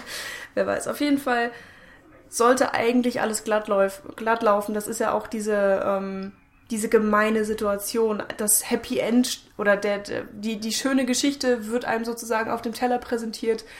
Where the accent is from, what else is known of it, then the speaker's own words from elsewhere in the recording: Germany; wir sind Deutsche